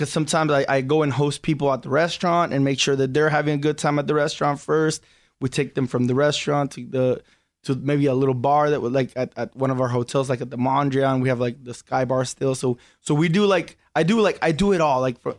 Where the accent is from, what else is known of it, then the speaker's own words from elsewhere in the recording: Tijuana, Baja California, Mexico; We call them adobada because we're from Tijuana, but for the Americans